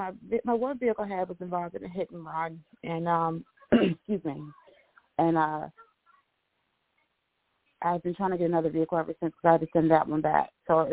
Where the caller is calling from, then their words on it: Pennsylvania, United States; from Pennsylvania.